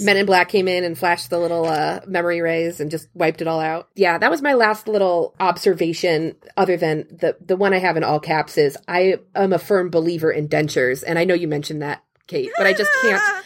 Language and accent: English; Cincinnati, Ohio, United States; I grew up in Cincinnati near a ski slope called Perfect North